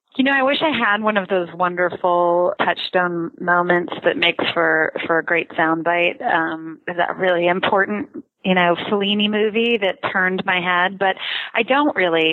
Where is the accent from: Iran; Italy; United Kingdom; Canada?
Canada; I grew up in Canada